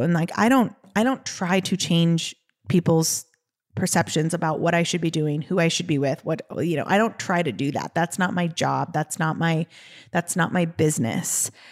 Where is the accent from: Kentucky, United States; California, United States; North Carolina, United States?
California, United States; Los Angeles; we are from Los Angeles